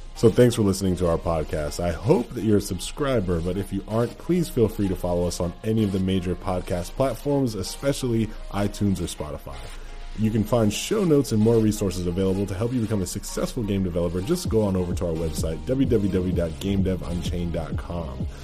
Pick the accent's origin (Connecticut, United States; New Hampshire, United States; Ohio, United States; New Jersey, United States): Connecticut, United States; I'm from Connecticut.